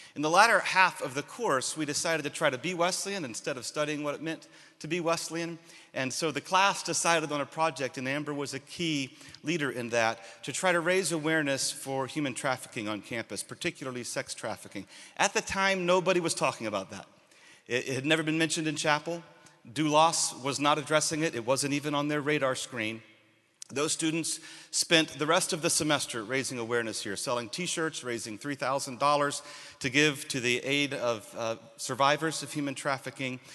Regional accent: Sierra Leone; moved away; I am originally from Sierra Leone

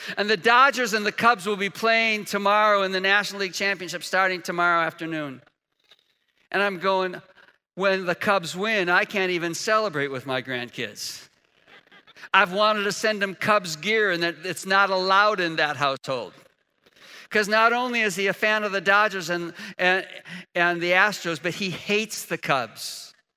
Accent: Chicago, Illinois, United States; now in Indiana, United States; I was raised in Chicago

